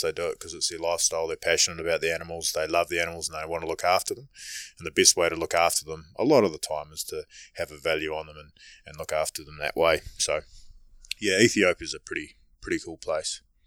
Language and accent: English; New Zealand; being a Kiwi